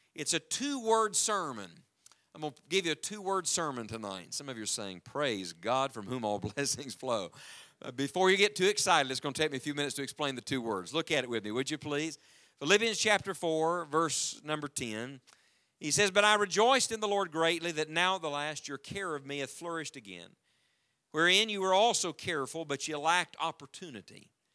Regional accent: the mountains of West Virginia, United States; I was born and raised in the mountains of West Virginia, and as a matter of fact, that's where we live now again with our family

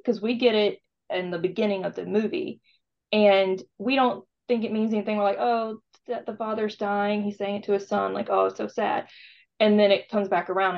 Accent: South Carolina, United States; now in Savannah, United States; I grew up in South Carolina and I love Charleston

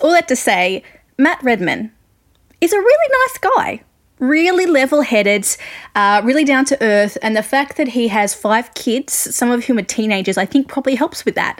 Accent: Australia; accent: Australian; I'm an Australian music journalist, if you couldn't guess by my accent.

